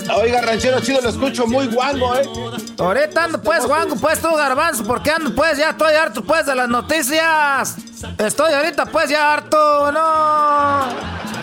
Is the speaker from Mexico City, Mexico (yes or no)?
no; Michoacán, Mexico; por lo menos en la familia mexicana somos 20 y más somos de Michoacán.